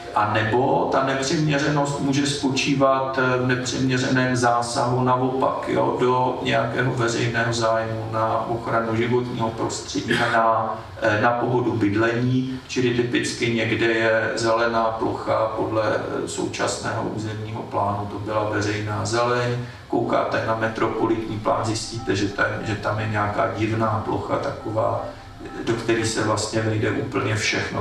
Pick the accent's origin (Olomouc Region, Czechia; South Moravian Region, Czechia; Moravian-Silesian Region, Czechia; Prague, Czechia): Prague, Czechia; jsem z Klánovic